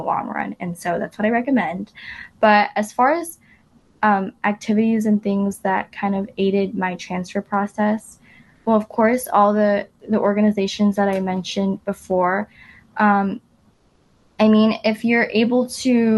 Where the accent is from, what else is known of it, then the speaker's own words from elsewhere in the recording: Irvine, California, United States; I grew up in Irvine